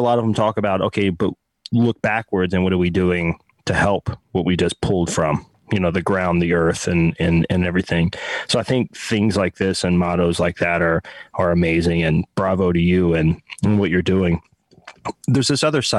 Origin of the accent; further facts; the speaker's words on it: Texas, United States; I'm from Texas